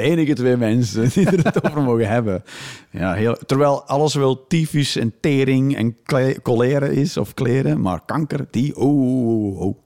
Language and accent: Dutch; Flanders, Belgium; now in Netherlands; als Vlaming in Nederland